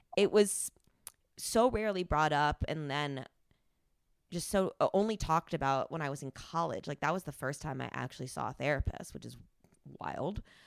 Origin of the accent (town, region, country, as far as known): New Jersey, United States; born or raised there; moved away